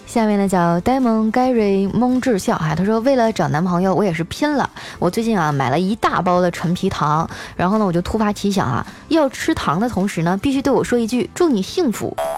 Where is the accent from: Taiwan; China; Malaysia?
China; northern China; moved away as an adult; 我是北方人，就我们冬天并不是天天洗澡了